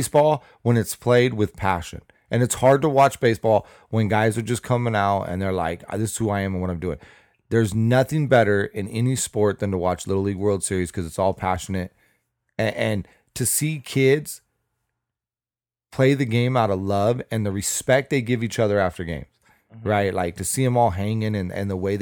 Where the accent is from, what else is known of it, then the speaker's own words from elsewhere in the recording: Las Vegas, Nevada, United States; moved away; also born or lived in Lompoc, California; growing up in Vegas